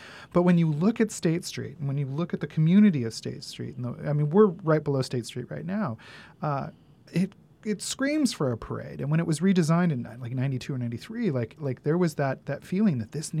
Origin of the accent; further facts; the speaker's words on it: Santa Barbara, California, United States; And or when we say to people, oh, we're from Santa Barbara, very often Solstice comes up